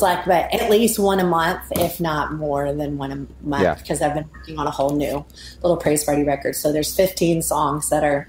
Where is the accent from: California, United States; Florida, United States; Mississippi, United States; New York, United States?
Mississippi, United States; born there; also born or lived in Alabama / Oklahoma; now in Nashville, United States; I was born in Mississippi. I lived there in Alabama and then Oklahoma and now Nashville, Tennessee.